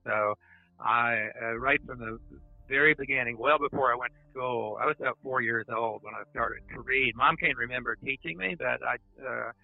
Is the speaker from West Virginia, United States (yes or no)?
yes; Coalwood, West Virginia, United States; when we grew up, Colwood was a very hardworking town